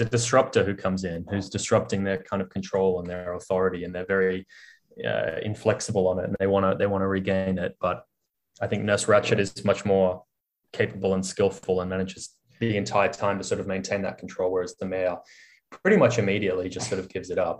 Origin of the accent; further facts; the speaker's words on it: Australia; as an Australian and as an Australian who used to live by the beach